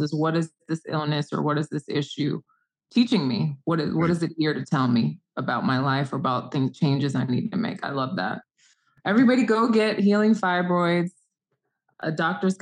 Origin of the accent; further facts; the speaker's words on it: Nigeria; also born or lived in Sierra Leone / South Africa; I'm Nigerian, and I spent a lot of time in different parts of Africa, Sierra Leone, Nigeria, South Africa